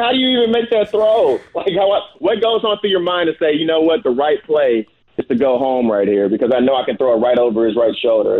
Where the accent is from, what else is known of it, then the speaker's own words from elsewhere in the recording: Houston, Texas, United States; I'm from Houston